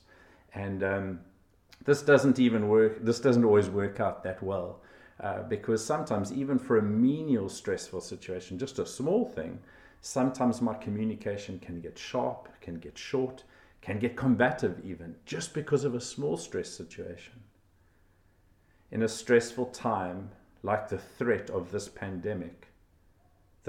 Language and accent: English; South Africa; I was from South Africa